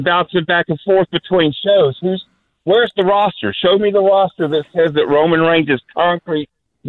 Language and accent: English; Florida, United States; I'm from Florida